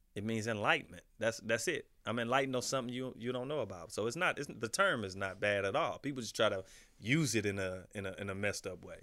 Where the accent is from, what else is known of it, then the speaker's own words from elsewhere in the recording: Midwest, United States; I'm from the Midwest